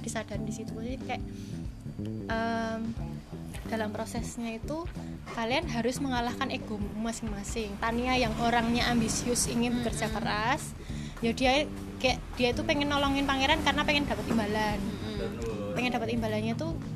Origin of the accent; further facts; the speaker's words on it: Java, Indonesia; accent: medok (thick Javanese); aku ngomongnya jadi medok lagi